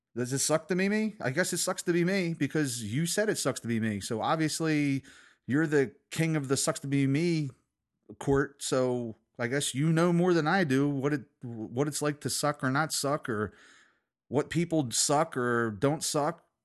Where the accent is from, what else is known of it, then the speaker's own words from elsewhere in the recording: United States; I'm an American